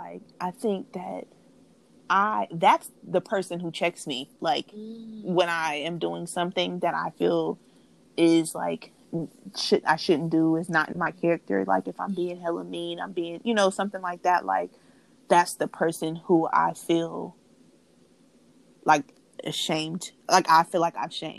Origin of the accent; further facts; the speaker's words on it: Oakland, California, United States; growing up in Oakland